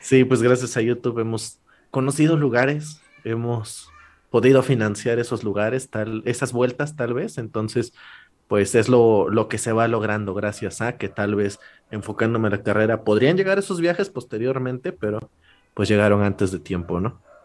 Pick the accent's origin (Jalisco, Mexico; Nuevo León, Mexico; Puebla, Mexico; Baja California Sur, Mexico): Puebla, Mexico; La Purísima; yo siendo alguien de, un pueblo de, Puebla, o sea, ni siquiera soy de Puebla capital